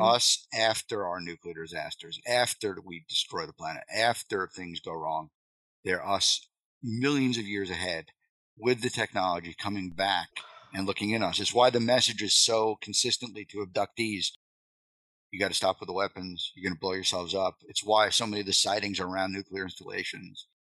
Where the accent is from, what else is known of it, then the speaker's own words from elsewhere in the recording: Long Island, New York, United States; moved away as an adult; I grew up in Long Island, so that's where I'm from.